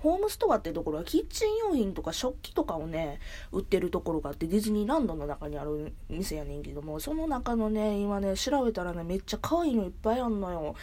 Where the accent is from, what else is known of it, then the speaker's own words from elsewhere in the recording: Kansai area, Japan; うちは関西周辺なんよ